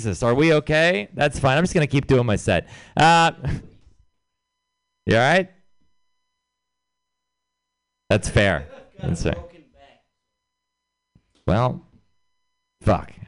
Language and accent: English; Texas, United States; I'm from Texas